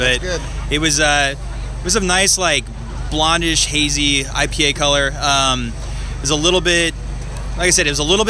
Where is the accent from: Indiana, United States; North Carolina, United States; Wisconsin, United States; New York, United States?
Indiana, United States; moved away as an adult; now in California, United States; I'm originally from Indiana. I moved to California about 8 years ago.